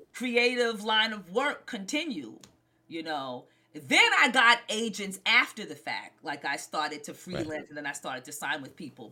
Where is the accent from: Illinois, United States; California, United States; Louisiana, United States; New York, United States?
New York, United States; New York City; I was born and raised in Brooklyn, New York